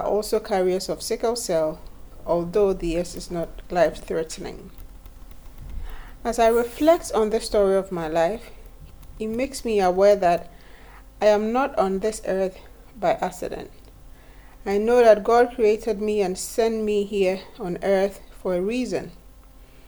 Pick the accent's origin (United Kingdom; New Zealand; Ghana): Ghana; I was born in Ghana in 1986